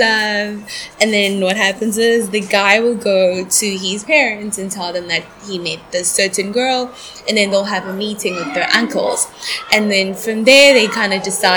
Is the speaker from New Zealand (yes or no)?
no; South Africa; moved away; I'm from South Africa. My family is Swati. Well, we originate from Swaziland, but my parents were born in South Africa.